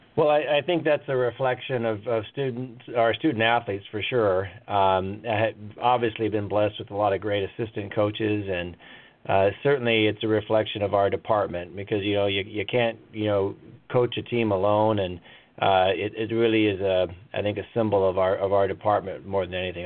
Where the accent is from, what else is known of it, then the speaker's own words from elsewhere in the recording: Anchorage, Alaska, United States; to be in my hometown and uh, develop uh, student athletes from from not only you know Anchorage or Alaska